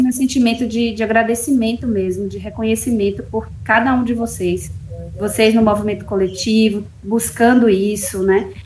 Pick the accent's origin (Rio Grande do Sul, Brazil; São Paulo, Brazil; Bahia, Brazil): Bahia, Brazil; moved away; also born or lived in Brasília; eu sou da Bahia, fui para Brasília é, sozinha